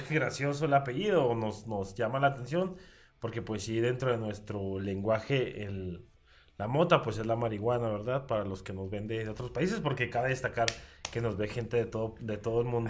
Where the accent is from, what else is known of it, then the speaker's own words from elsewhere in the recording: Mexico; tenemos como cultura mexicana